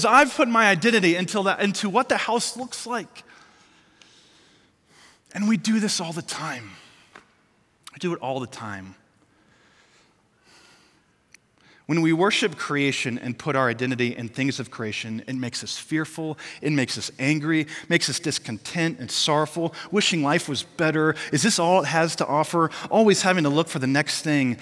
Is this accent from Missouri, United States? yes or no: yes; Missouri, United States; moved away; I grew up in Missouri